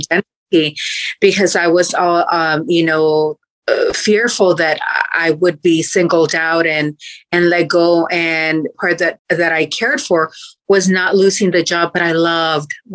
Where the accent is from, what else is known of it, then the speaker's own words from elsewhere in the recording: Mexico; now in Fort Worth, United States; I was born and raised in Mexico